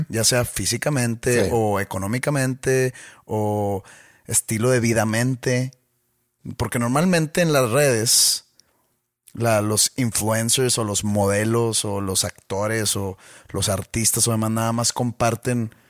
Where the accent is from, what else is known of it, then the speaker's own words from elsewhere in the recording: Mexico; yo soy mexicano y pues se ve que no es blanco?